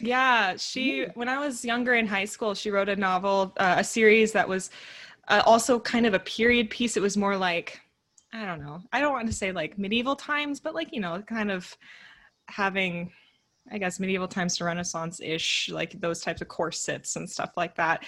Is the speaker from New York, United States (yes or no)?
no; Northern California, United States; the small town that i grew up in and so coming back and then moving to Southern California because I'm from Northern California